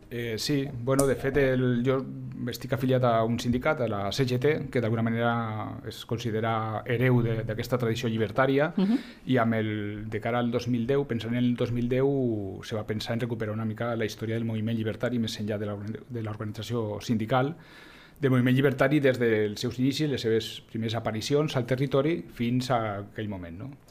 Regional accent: Huesca, Aragon, Spain; now in Lleida, Spain; Jo tampoc sóc de Lleida, això és un altre, jo sóc de l'Aragó, jo sóc d'Osca, vinc aquí a finals dels 80

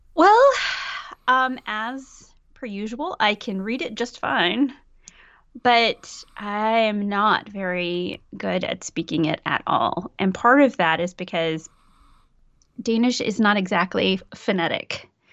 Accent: Mississippi, United States; now in Aarhus, Denmark; I am from Mississippi, and I live in Aarhus, Denmark.

